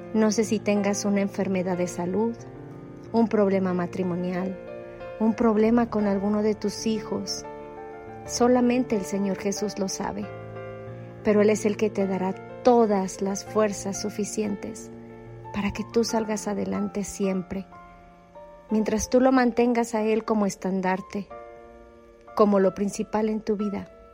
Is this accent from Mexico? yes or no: yes; Mexico; soy de México